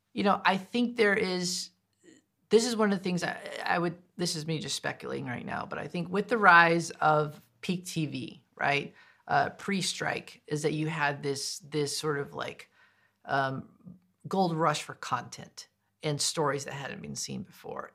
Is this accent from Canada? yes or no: no; United States; I am indigenous, I am American, but I'm not deaf.